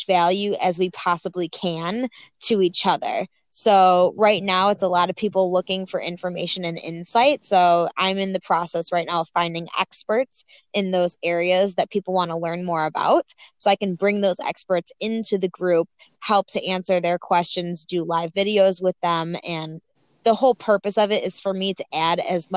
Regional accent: Buffalo, New York, United States; I am from Buffalo, New York, 24 years old

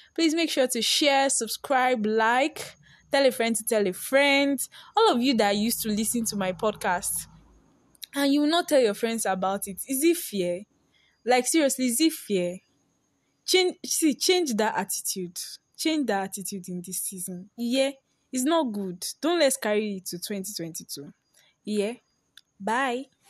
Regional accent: Nigeria; I'm a Nigerian girl

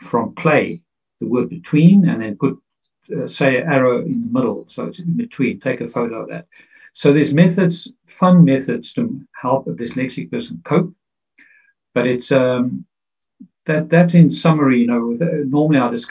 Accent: Pretoria, Gauteng, South Africa; I grew up in South Africa in the 60s, 70s

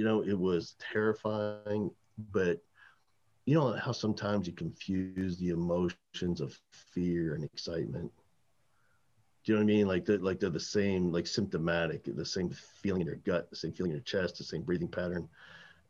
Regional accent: New Jersey, United States; I grew up in New Jersey

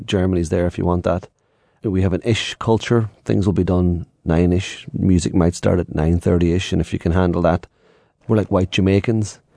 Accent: Ireland; being Irish.

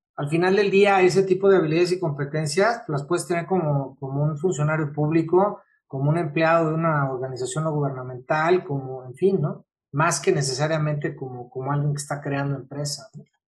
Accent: Mexico; yo soy mexicano, entonces tengo una cultura muy latina

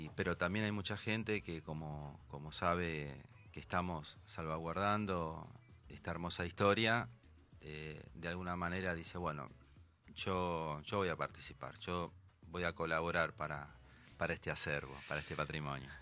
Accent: Argentina

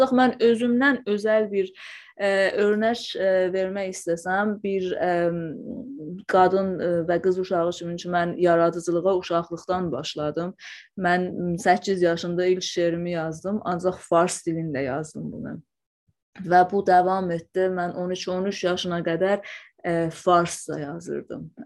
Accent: Iranian Azerbaijan, Iran; first language Azerbaijani Turkish

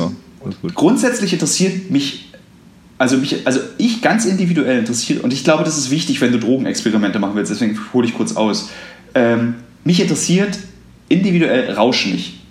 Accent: Berlin, Germany; ich irgendwie als Berliner

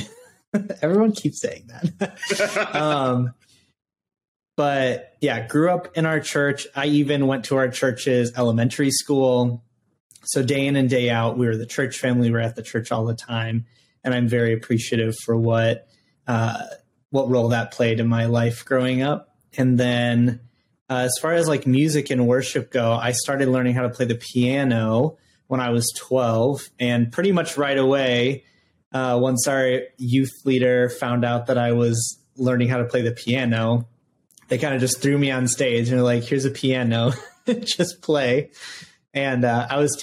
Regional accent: Rockford, Illinois, United States; I grew up in Rockford, Illinois.

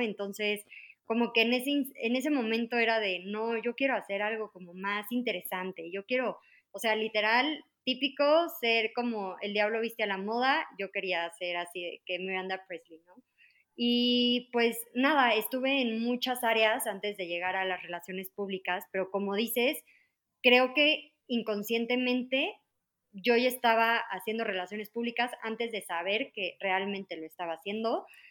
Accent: Mexico City, Mexico; soy de la Ciudad de México, este, toda mi vida he vivido aquí

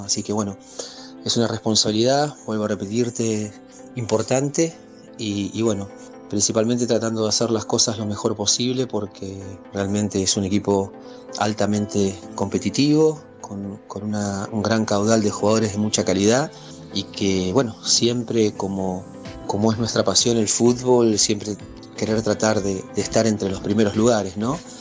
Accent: Argentina; como buenos argentinos queremos siempre eh, ganar

